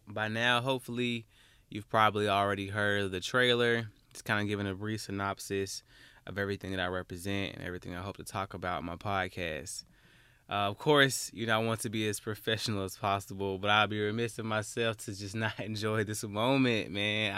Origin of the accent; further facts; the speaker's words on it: Alabama, United States; I'm from Alabama